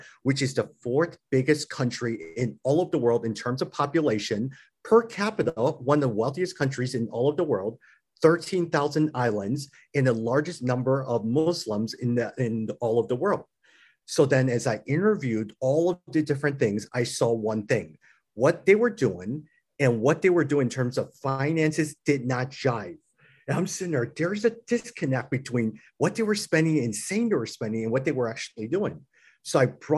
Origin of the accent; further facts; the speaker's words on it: United States; I'm older than they are, I'm American, and I'm male